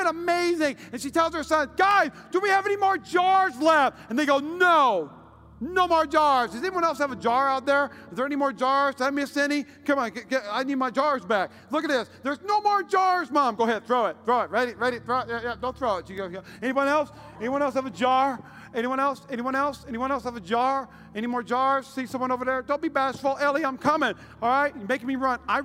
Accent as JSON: {"language": "English", "region": "Midwest", "country": "United States", "said": "I'm from the Midwest"}